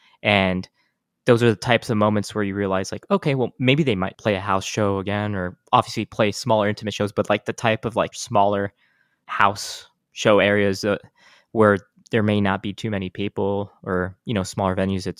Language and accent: English; El Paso, Texas, United States; moved away; back in my hometown of El Paso, Texas